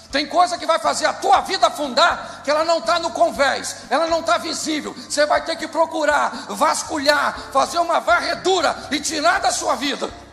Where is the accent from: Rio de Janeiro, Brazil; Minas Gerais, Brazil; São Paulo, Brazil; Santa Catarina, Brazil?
Rio de Janeiro, Brazil; Eu sou carioca